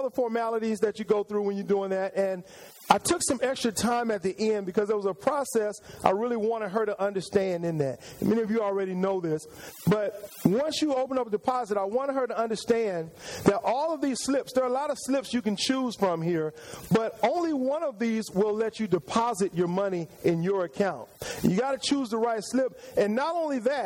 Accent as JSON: {"language": "English", "town": "San Antonio", "region": "Texas", "country": "United States", "moved": "as an adult", "lives_now": "Houston, United States", "said": "I came to Houston a long time ago to go to school. I'm originally from San Antonio, Texas"}